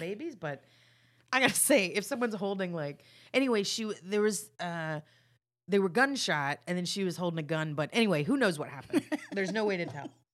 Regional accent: Texas, United States; I'm from Texas

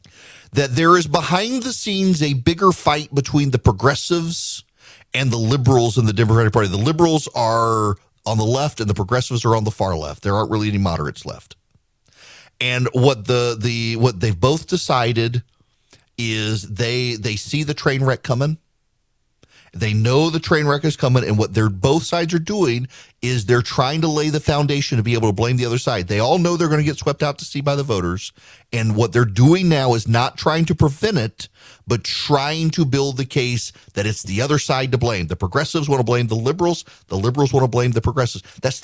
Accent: Louisiana, United States; moved away as an adult; also born or lived in Georgia; I was from Louisiana, very fascinated by Louisiana politics. Moved to Georgia, went to a school, did not have a college Republicans group.

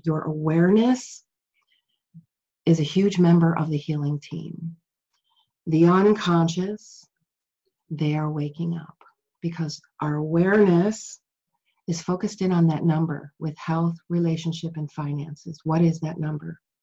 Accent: Chicago, Illinois, United States; I grew up in Chicago.

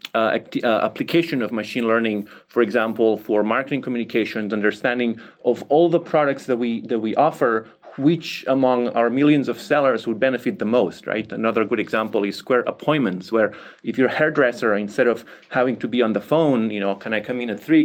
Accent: Barcelona, Catalonia, Spain; moved away; I come from Barcelona, Catalonia, Spain, right? And growing up there, I developed an interest in languages.

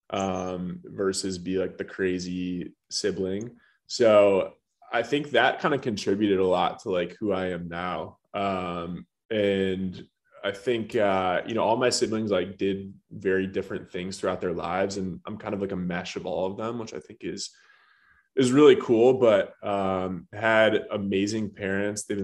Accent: Birmingham, Michigan, United States; moved away; so from Birmingham, Michigan initially um, I was the youngest of four kids.

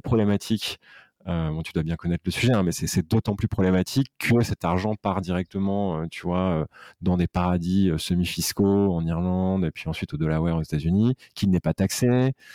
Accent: Aix-en-Provence, Provence-Alpes-Côte d'Azur, France; moved away as an adult; now in Paris, France; je suis originaire d'Aix-en-Provence, d'une maman corse et d'un papa polono provençal.

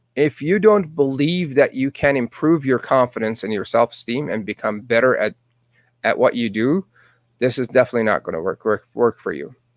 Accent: Tehran, Tehran Province, Iran; English is a second language; moved away as an adult; now in Calgary, Canada; Born and raised in Tehran, Iran

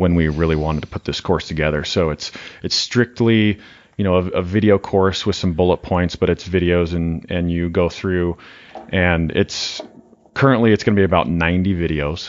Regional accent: Montana, United States; now in Wyoming, United States; I'm from Montana

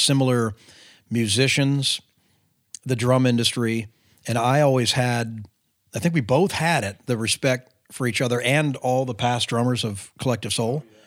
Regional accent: California, United States; moved away as an adult; also born or lived in Nashville; growing up in California

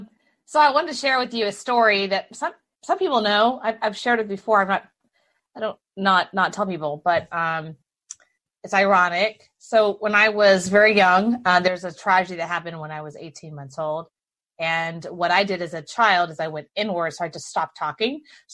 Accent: Houston, Texas, United States; Because my entire family is like strong draw Texan, right? I was born and raised in Houston.

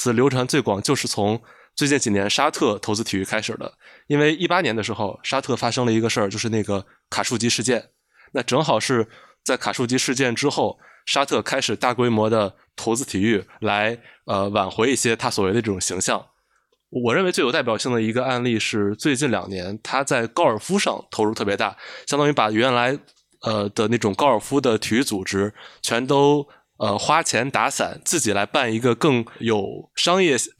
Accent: China; 就其实这个我们中国人应该也很能共情，比如我们也举办过两两届奥运会

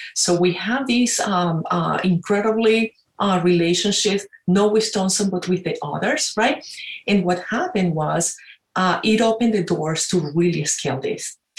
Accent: Caracas, Capital District, Venezuela; moved away as an adult; also born or lived in Pittsburgh; now in United States; I'm originally from Venezuela, uh, Caracas. And uh, I like to say I came to the United States for two years, 26 years ago.

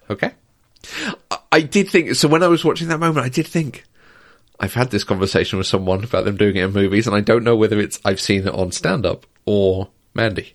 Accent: United Kingdom; I'm also British

